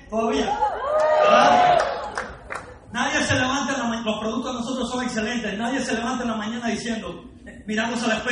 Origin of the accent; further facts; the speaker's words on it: Cuba; now in Miami, United States; vengo de Estados Unidos, de Miami, eh, pero nací en Cuba, ¿ok? Lo que pasa es que a pesar de que tengo casi la mitad de mi vida en Cuba y la otra mitad en Estados Unidos, no hablo ni español ni inglés, hablo spanglish.